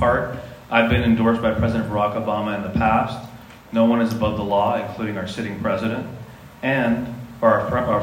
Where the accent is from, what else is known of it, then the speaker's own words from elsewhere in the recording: Chula Vista, California, United States; also born or lived in East County, San Diego; I was born in East County. I was raised in Chula Vista